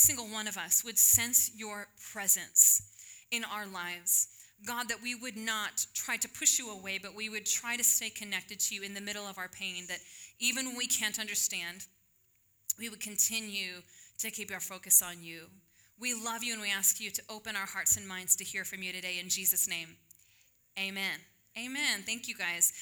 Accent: Illinois, United States; moved away as an adult; now in Texas, United States; I graduated from high school. I'm not going to tell you when. And I moved from Illinois down to Texas

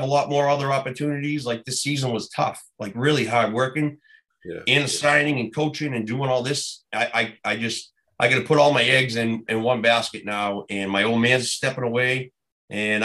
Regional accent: Boston, Massachusetts, United States; moved away as an adult; also born or lived in Omaha, Nebraska; I'm from Southie

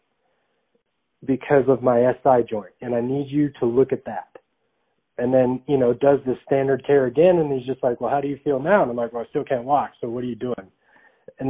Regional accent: Phoenix, Arizona, United States; I'm from Arizona, so Phoenix, Arizona

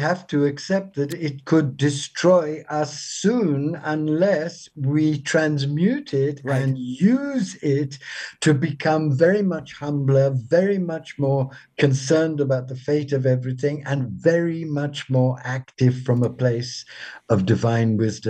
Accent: South India, India; born there; I was born of a British mother and a half Indian father. And I was born in South India.

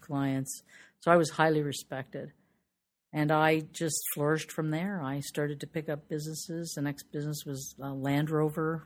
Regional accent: Toronto, Ontario, Canada; I'm from Toronto, Ontario, Canada

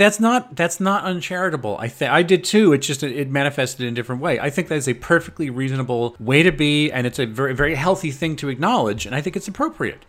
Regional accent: United States; as an American

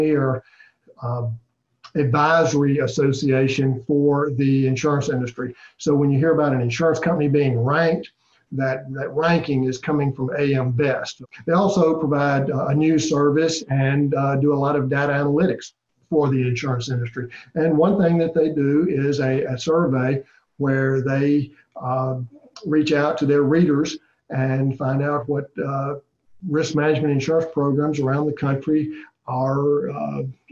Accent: Mississippi, United States; I grew up in Mississippi

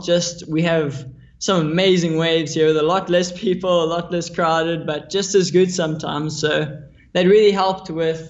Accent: Maui, Hawaii, United States; Yeah, so I grew up in Maui, Hawaii. My parents moved there a while ago.

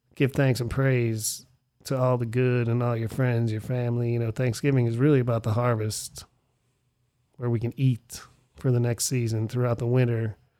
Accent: Erie, Pennsylvania, United States; Erie, Pennsylvania, my hometown

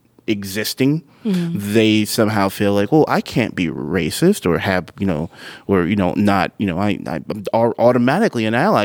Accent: United States; hello, I'm from America.

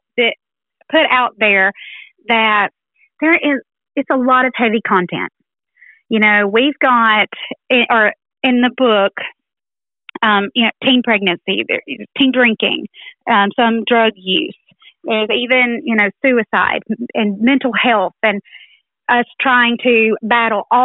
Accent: Haleyville, Alabama, United States; I'm from Haleyville, Alabama

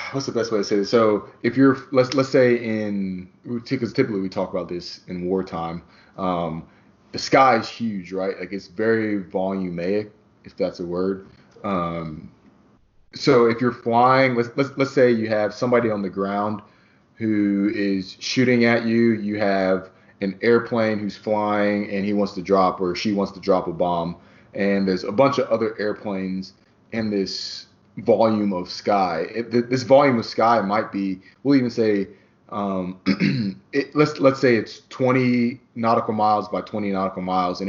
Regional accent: Midwest, United States; we're both from the Midwest

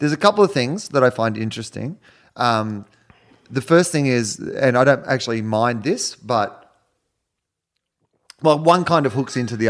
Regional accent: Australia; I'm from Australia

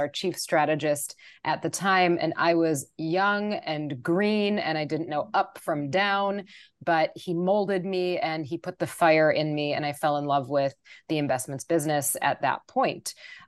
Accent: Wisconsin, United States; moved away as an adult; I grew up in Wisconsin, and I had lived in Wisconsin until I was 32 years old.

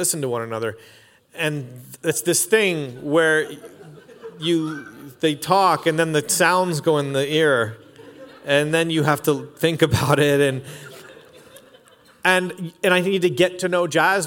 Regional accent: Canada; I'm Canadian

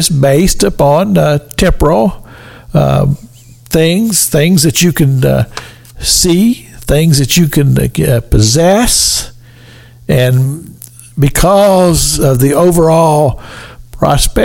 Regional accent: Sunrise, Kentucky, United States; the little church that I grew up in there in Sunrise, Kentucky

